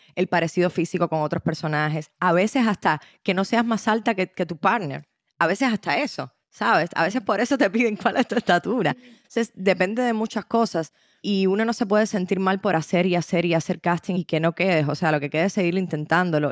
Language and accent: Spanish; Cuba; a las cubanas y a los cubanos nos identifican